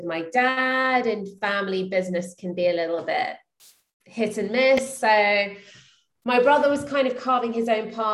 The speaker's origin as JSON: {"language": "English", "region": "London", "country": "United Kingdom", "moved": "as an adult", "lives_now": "Austin, United States", "said": "I'm from London. So I moved here 3 years ago after I got married"}